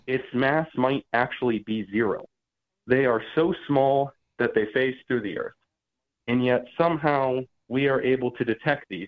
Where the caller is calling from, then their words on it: Georgia, United States; I'm calling from Georgia